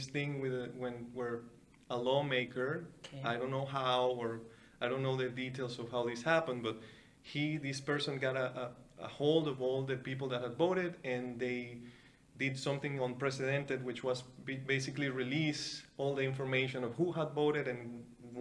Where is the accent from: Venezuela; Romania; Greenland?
Venezuela; moved away as an adult; now in Canada; So I grew up in Venezuela. I grew up in the mainland, in a very small city.